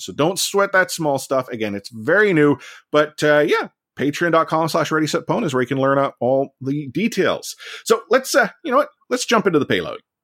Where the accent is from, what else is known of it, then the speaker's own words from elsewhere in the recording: Vancouver, British Columbia, Canada; I'm born and raised in Vancouver.